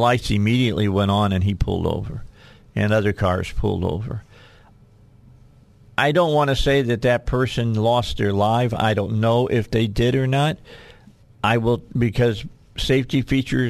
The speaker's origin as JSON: {"language": "English", "region": "Indiana", "country": "United States", "said": "I'm from Indiana"}